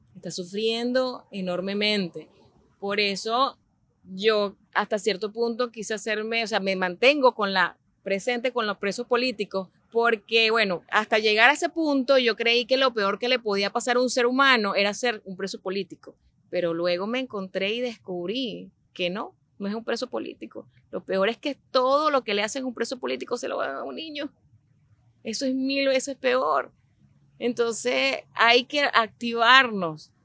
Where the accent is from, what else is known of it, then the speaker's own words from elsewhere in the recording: Barquisimeto, Lara, Venezuela; moved away as an adult; also born or lived in San Fernando de Apure, Venezuela / England; now in Miami, United States; yo soy venezolana. Nací en San Fernando de Apure, me crié en Barquisimeto, Estado Lara